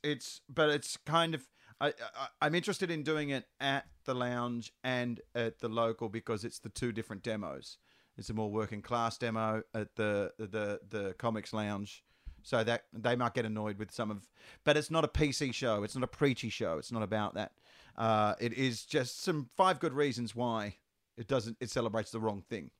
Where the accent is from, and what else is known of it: Western Australia, Australia; born or raised there